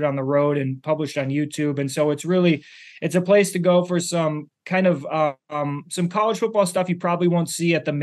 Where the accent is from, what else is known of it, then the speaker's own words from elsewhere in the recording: Minneapolis, Minnesota, United States; also born or lived in Iowa City, Iowa; I grew up in Minneapolis with the Gophers were the local team